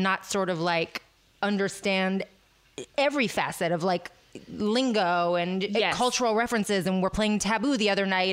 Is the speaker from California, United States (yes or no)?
yes; San Francisco, California, United States; I grew up in San Francisco